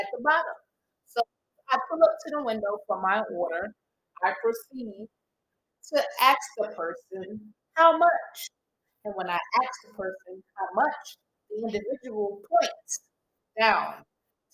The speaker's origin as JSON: {"language": "English", "town": "New York City", "region": "New York", "country": "United States", "moved": "yes", "said": "I'm from New York. I'm Brooklyn"}